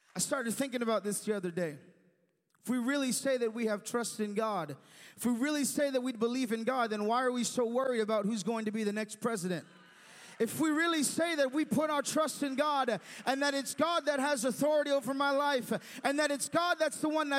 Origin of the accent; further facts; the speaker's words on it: United States; an American citizen